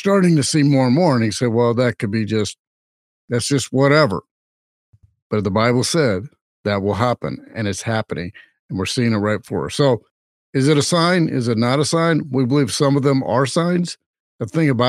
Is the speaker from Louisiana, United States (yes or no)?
yes; Louisiana, United States; I'm from Louisiana